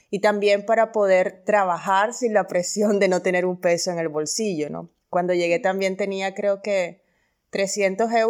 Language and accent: Spanish; Colombia; moved away as an adult; salí de Colombia porque quería hacer periodismo, pero también quería tener libertad para hacer periodismo. Y creo que em, que en nuestro país eso es algo que se está dando ahora